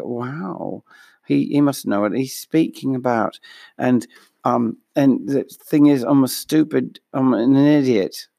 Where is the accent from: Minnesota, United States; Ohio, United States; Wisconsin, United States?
Minnesota, United States; accent: Minnesotan; my Minnesotan accent, my normal one.